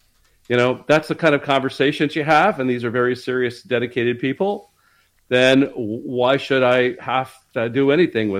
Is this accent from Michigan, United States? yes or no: no; Dayton, Ohio, United States; I grew up in Dayton, Ohio, which is where Project Blue Book was